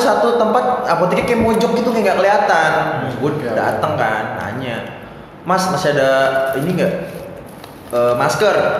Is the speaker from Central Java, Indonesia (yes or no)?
no; Depok, West Java, Indonesia; gua sih orang Depok asli